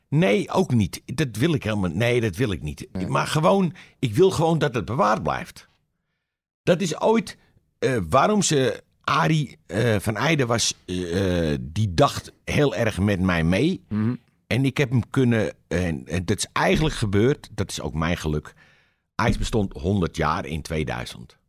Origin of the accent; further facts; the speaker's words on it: Amsterdam, North Holland, Netherlands; Ik ben een Amsterdammer.